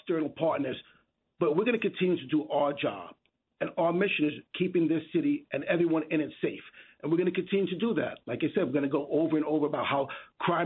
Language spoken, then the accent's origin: English; New York City, New York, United States; as a kid growing up in the Bronx as a teenager in the 80s